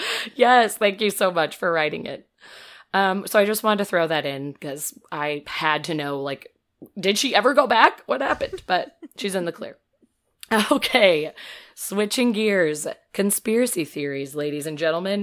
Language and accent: English; Metamora, Illinois, United States; I say Peoria since nobody knows, but I'm from Metamora